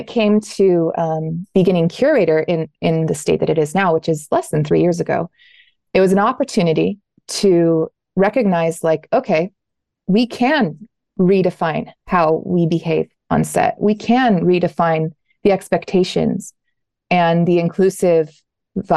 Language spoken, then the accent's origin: English; Southern Oregon, United States; my background is growing up in Southern Oregon